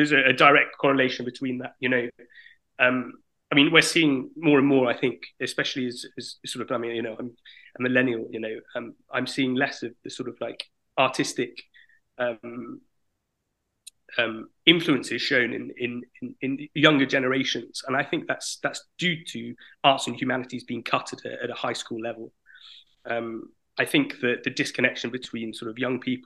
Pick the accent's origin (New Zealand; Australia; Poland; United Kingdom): United Kingdom; moved away as an adult; now in France; initially I'm from Britain, but I lived in France now for the last 6 years